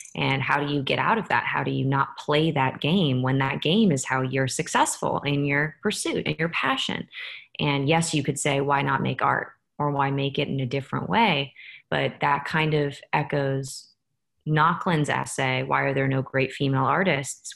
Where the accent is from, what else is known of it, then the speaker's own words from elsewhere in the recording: San Francisco, California, United States; I'm from San Francisco